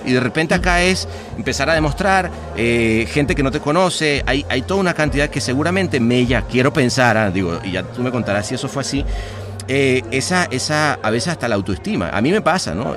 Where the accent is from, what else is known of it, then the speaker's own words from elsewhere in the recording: Venezuela; yo siendo venezolano crecí en una Venezuela